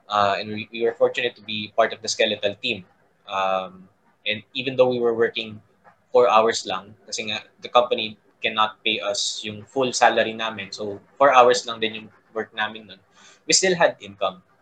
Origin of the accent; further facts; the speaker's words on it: Calabarzon, Philippines; taga Cavite ako